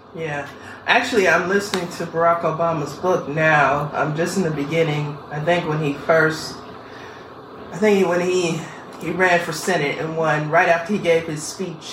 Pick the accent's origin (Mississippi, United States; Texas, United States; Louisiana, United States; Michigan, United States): Louisiana, United States; Bogalusa; now in Columbus, Ohio, United States; my hometown of Bogalusa, Louisiana